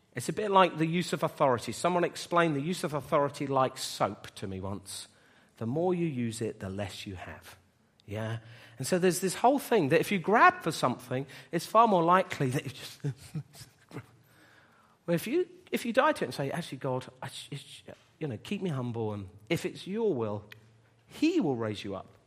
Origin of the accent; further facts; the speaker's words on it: Bedford, East of England, United Kingdom; moved away as an adult; We were gonna move, uh, away from Bedford, which is my hometown.